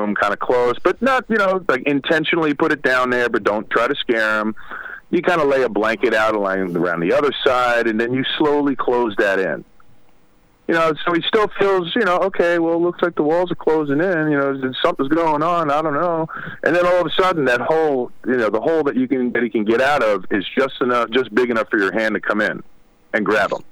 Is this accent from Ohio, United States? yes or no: no; New York City, New York, United States; moved away; also born or lived in Ridgewood, Queens; I'm originally from Brooklyn